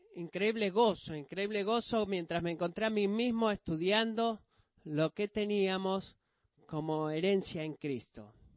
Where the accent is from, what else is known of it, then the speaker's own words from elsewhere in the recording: Greece; Siendo un griego